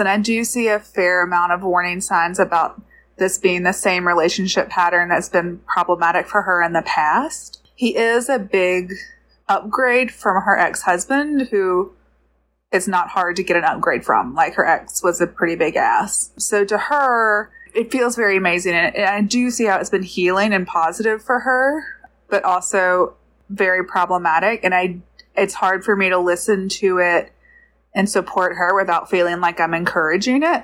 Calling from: Georgia, United States; I'm calling from Georgia

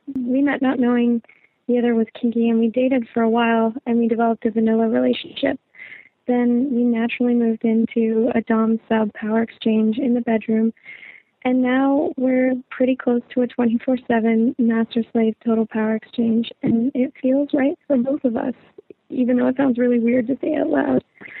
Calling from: Canada; I'm calling from Canada. I'm a 28-year-old heteroflexible female

